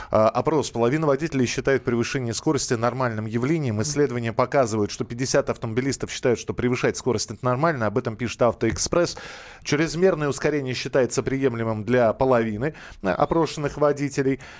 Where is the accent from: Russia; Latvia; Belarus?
Russia; Moscow; Нас мы же москвичи